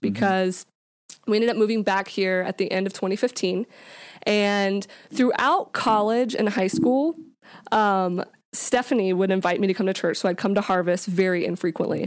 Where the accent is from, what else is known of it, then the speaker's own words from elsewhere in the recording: Jacksonville, Florida, United States; also born or lived in Louisiana; I grew up here in Jacksonville. Uh, we lived here, we moved here when I was about five years old, so this is pretty much, uh, where I grew up as a kid.